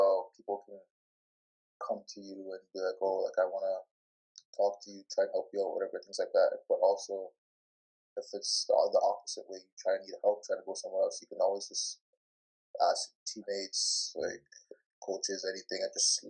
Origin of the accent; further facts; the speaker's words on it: Brampton, Ontario, Canada; Was born in Brampton, and I've grown up here ever since then.